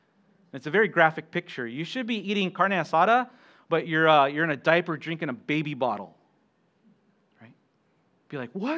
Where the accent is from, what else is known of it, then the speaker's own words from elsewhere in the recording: Okinawa, Japan; also born or lived in United States; Yeah, I grew up here in Okinawa. My mom's Okinawan. My dad, he was Air Force. And so I was born at Lester Hospital and went to Kadena Elementary and Kadena High School.